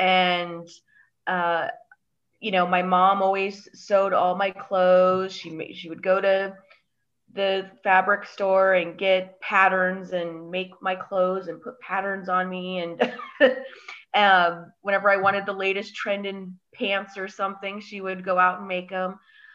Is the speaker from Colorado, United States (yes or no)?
yes; Colorado, United States; also born or lived in Chicago, Illinois; I am from Colorado and Chicago.